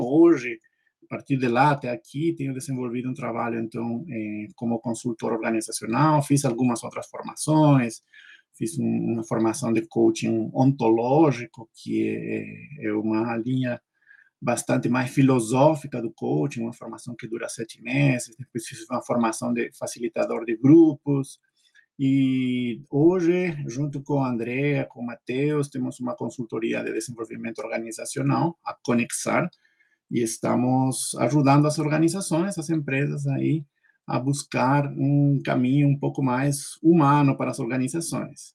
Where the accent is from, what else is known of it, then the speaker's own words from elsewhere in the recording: Peru; Portuguese is a second language; moved away as an adult; now in Brazil; Eu nasci no Peru, sou peruano.